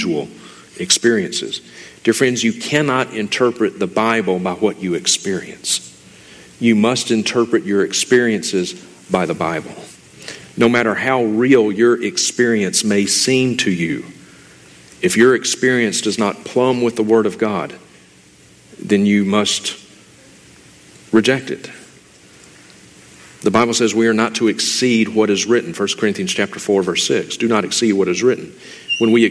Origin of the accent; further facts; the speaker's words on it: Mississippi, United States; moved away as an adult; now in Montana, United States; I am originally from Mississippi.